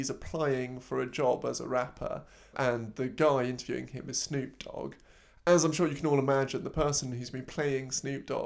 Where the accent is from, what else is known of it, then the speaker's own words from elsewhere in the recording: Cheltenham, Pennsylvania, United States; also born or lived in Philadelphia; I was born out of Philly, grew up in a little silly old town called Cheltenham. It was in the suburbs, upper middle wealth around.